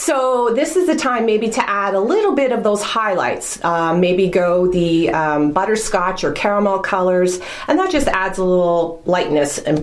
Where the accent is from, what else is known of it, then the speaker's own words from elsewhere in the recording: Newmarket, Ontario, Canada; moved away as an adult; now in Wasaga Beach, Canada; being a Newmarket girl going to Yorkville